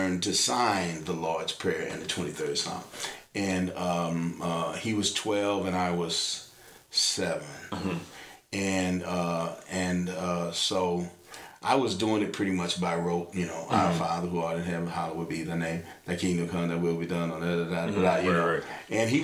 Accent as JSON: {"language": "English", "town": "Kansas City", "region": "Kansas", "country": "United States", "tie": "born or raised there", "said": "I grew up on the Kansas side of Kansas City"}